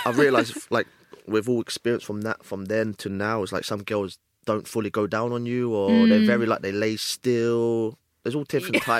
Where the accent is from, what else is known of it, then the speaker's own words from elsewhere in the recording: London, United Kingdom; growing up in London...